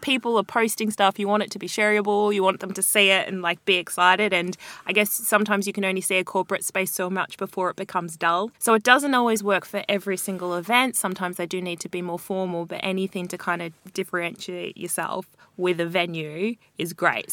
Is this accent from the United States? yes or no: no; Australia; moved away as an adult; now in London, United Kingdom; I'm Australian